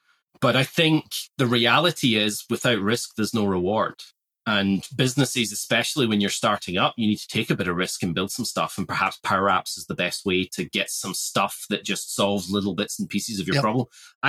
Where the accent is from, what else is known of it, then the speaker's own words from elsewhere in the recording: Australia; we're all Australian here. We can be a bit blunt, right?